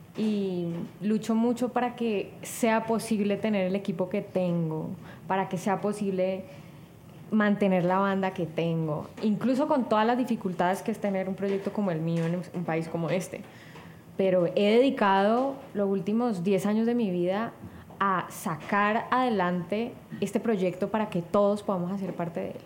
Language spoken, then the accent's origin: Spanish; Cali, Valle del Cauca, Colombia; yo que soy de Cali además y que me siento muy conectada con, esa efervescencia em, de nuestra identidad